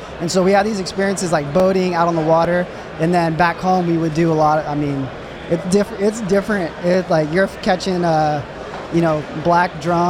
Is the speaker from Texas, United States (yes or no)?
yes; South Texas, United States; We grew up in South Texas.